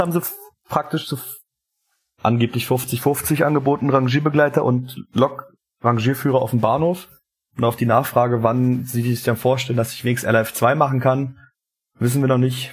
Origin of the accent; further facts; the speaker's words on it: eastern Germany, Brandenburg, Germany; uns hier im, im Osten